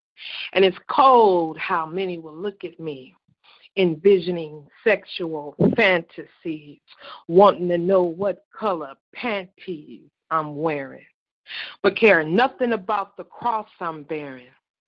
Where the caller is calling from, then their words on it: North Central Kentucky, United States; I'm calling from North Central Kentucky.